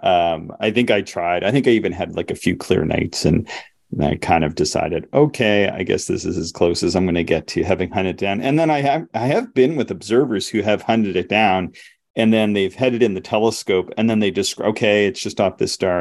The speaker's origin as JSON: {"language": "English", "region": "the Maritimes", "country": "Canada", "said": "I'm from the Maritimes"}